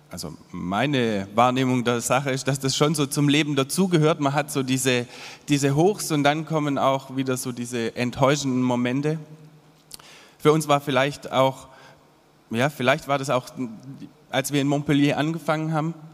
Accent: Monakam, Baden-Württemberg, Germany; Ich bin zwar in Monakam aufgewachsen, was ja irgendwie ja, ich habe schon so mein Dorfkinderleben genossen, so am Wald und im Wald, viel im Wald auch.

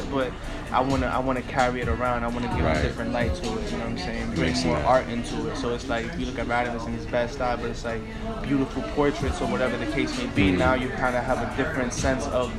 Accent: New York City, New York, United States; I'm from Bed-Stuy, so it's a predominantly black neighborhood

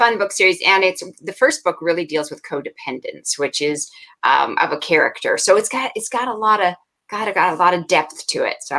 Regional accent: Oregon coast, United States; now in Vancouver, Washington, United States; I grew up in Oregon coast, like Cannon Beach, Seaside, or, you know, that area.

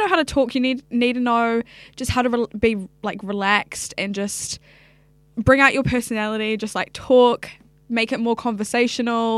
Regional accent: Hamilton, Waikato, New Zealand; also born or lived in Sydney, Australia; now in Auckland, New Zealand; I grew up in Hamilton

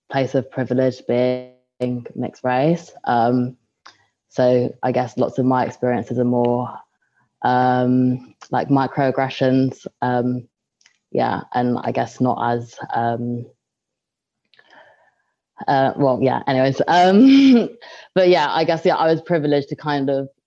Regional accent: London, United Kingdom; Um, hi everyone … Um, I'm from London and I study um, here in Bath um, at Bath University.

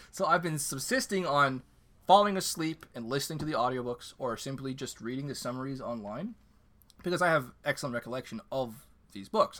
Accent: Canada; My second language is French

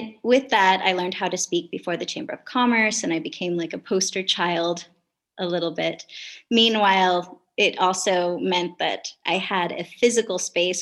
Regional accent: Kenai, Alaska, United States; moved away; also born or lived in Kasilof, Alaska; I grew up in Alaska predominantly. I was a fisherman's daughter

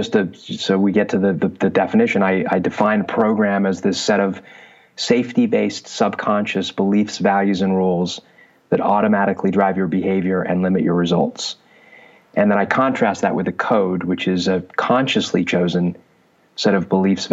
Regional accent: Southern California, United States; also born or lived in London, England; I was born in London, England. I came to the U.S., Southern California, when I was 8

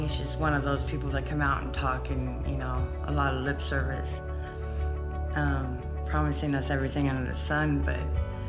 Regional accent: Huntington Beach, California, United States; moved away as an adult; now in Santa Ana, United States; I'm originally from Huntington Beach, but I've, for the last 20 plus years, I've lived in Santa Ana Civic Center. I've been homeless.

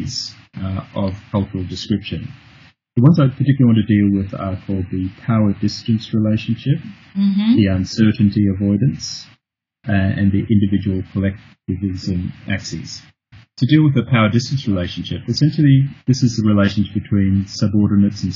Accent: Australia; moved away as an adult; also born or lived in United Kingdom / Tanzania / Hong Kong; I'm originally from Australia, and I've just recently returned to Australia after 30 years abroad.

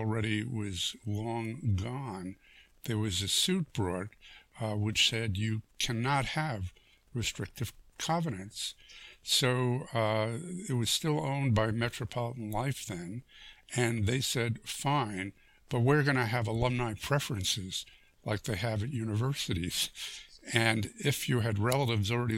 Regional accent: New York City, New York, United States; I grew up in New York City in a place called Stuyvesant Town

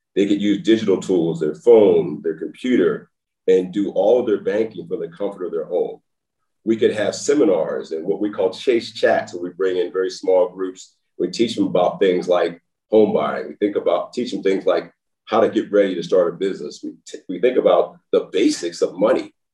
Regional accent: Baltimore, Maryland, United States; moved away as an adult; also born or lived in Nashville, Tennessee / Los Angeles, California; now in Texas, United States; I know where I'm from when I grew up in Baltimore

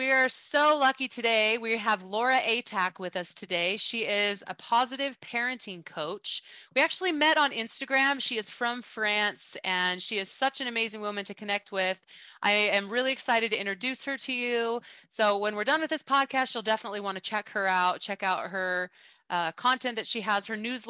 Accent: United States; I'm from the States. And they said, I know, I can tell by your accent. And I was like, I have an accent?

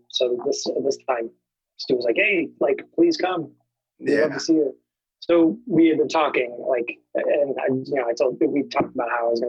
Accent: Plymouth, Massachusetts, United States; I'm from the South Shore, Plymouth, to be exact. Which is, you know, 40, 45 miles south of Boston. Oh, okay. That's where I grew up.

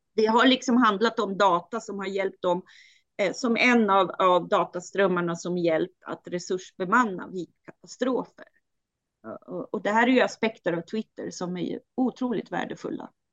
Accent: Styria, Austria; now in Sweden; där jag är född i Steiermark

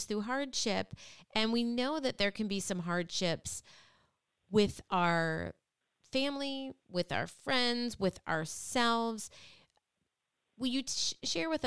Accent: Midwest, United States; now in Connecticut, United States; I grew up in the Midwest, and I love where I grew up.

